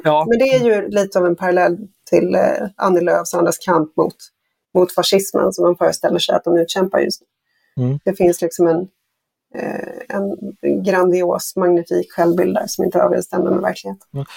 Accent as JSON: {"language": "Swedish", "country": "Sweden", "said": "som svensk"}